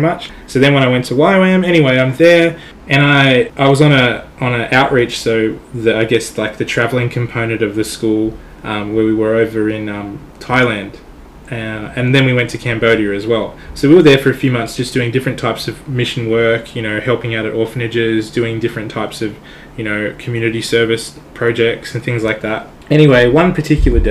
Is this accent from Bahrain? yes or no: no; Australia; I'm Australian